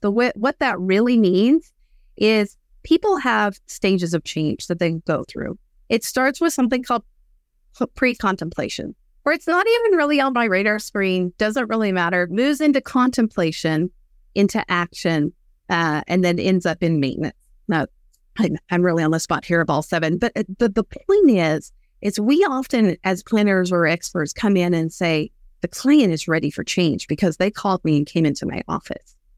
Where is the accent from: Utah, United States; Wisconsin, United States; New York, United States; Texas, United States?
Texas, United States; West; I grew up in West Texas